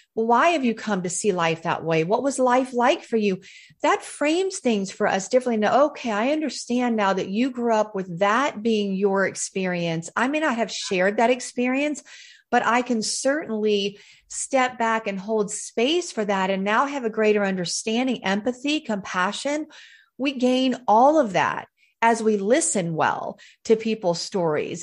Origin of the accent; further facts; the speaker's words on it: Charlotte, North Carolina, United States; I am a Southern girl through and through. I was born in Charlotte, North Carolina